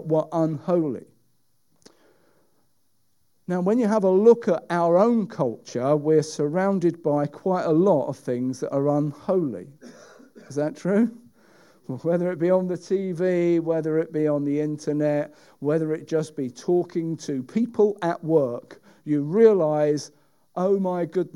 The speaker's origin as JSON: {"language": "English", "country": "United Kingdom"}